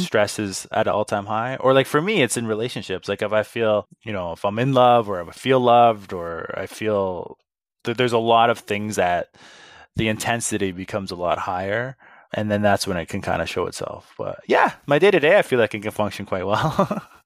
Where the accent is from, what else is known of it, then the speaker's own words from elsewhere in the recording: Saskatoon, Saskatchewan, Canada; moved away as an adult; also born or lived in Edmonton / Toronto; I got a job selling cell phones at the little kiosk in, in the Costco in my hometown.